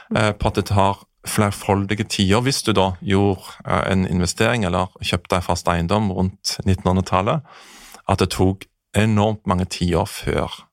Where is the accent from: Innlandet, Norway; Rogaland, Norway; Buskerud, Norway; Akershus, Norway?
Rogaland, Norway; Jæren; now in Oslo, Norway; der jeg kommer fra Jæren